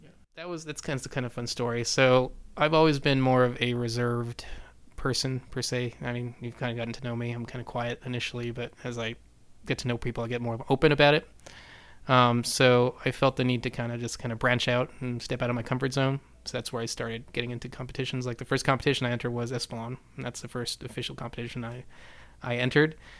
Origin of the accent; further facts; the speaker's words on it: Silver City, New Mexico, United States; now in Houston, United States; I started my family's uh, shoe store in Silver City, New Mexico, so I'm from New Mexico originally